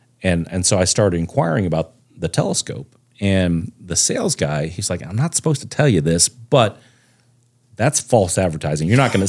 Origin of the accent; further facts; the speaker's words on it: Plano, Texas, United States; I was born and raised in Texas. I'm a true Texan, lived here most all my life with a short stint in Florida for a very short time when I was like three.